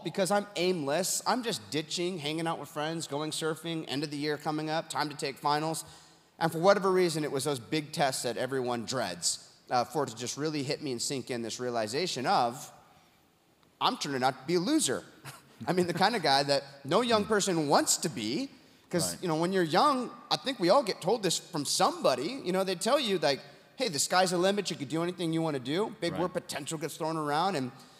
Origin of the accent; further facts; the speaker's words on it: Huntington Beach, California, United States; my hometown, Huntington Beach, California